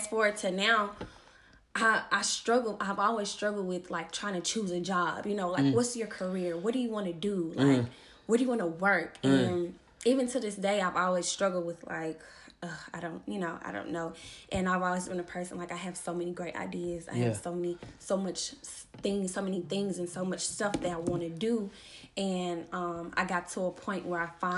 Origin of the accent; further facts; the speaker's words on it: Memphis, Tennessee, United States; I'm from Memphis, Tennessee, born and raised